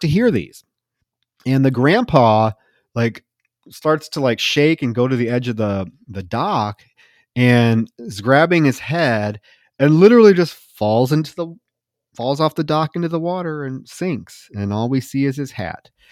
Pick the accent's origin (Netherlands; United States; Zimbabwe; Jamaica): United States; Iowa; moved away; also born or lived in Texas; I grew up in Iowa